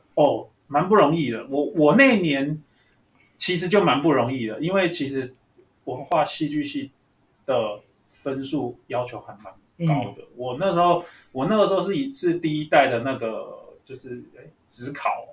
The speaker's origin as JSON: {"language": "Chinese", "region": "Taipei", "country": "Taiwan", "tie": "born or raised there", "said": "我住天母哦，对天母哦，对，我家住天母，然天母后从小就是在这个生活圈长大，然后，呃，大学又读文化戏剧系哦，所以就是永远没有离开那个士林的生活圈"}